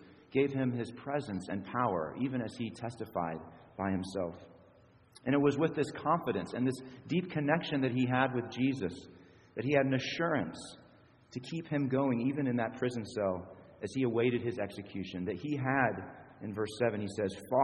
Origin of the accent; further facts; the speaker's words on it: Springfield, United States; moved away; back in my hometown of Springfield